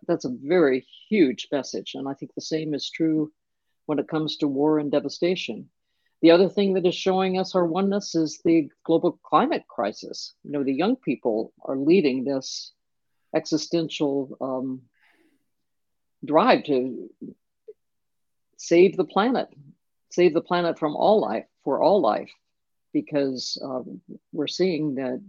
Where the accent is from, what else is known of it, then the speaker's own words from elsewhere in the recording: Denison, Iowa, United States; I grew up in Denison, Iowa, that was all white